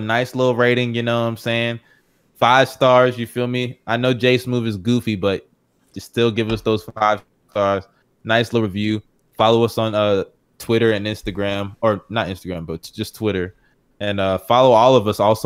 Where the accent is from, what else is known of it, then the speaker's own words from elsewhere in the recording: Texas, United States; I'm from Texas